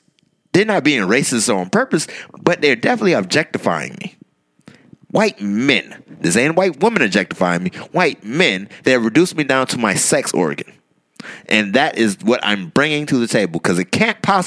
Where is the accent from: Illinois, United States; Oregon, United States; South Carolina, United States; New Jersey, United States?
South Carolina, United States; Goose Creek; Goose Creek, South Carolina.